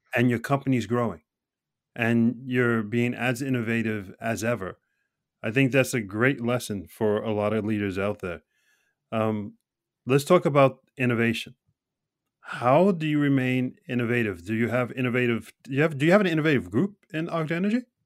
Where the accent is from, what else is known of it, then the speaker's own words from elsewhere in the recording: United States; now in Norway; an American living here in Norway